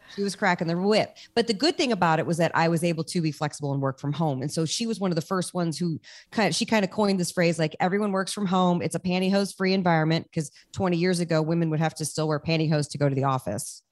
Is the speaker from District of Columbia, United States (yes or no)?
yes; Washington, District of Columbia, United States; moved away as an adult; now in Los Angeles, United States; I'm from Washington, D C, which is where you are.